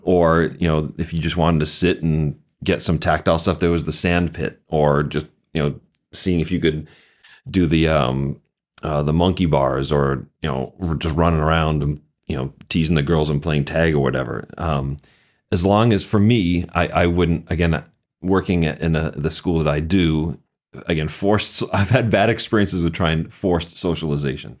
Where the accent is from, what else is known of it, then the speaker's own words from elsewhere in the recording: Boston, Massachusetts, United States; I grew up just outside of Boston